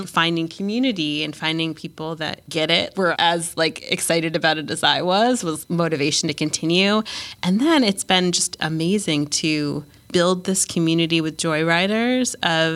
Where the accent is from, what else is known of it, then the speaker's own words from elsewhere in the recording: Jeffersonville, Vermont, United States; I grew up in Jeffersonville, which is a small town